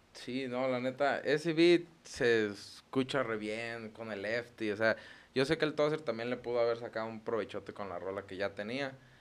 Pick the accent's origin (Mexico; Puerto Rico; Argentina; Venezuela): Mexico; Los Reyes; allá de donde somos, de, pues de los Reyes